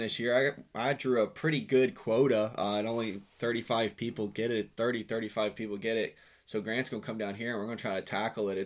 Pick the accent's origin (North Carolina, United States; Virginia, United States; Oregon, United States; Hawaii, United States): Virginia, United States; Western; now in Florida, United States; I grew up in Western Virginia